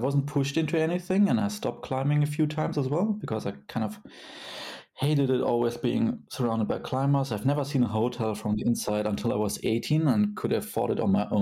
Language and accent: English; Kassel, Hesse, Germany; my hometown, Kassel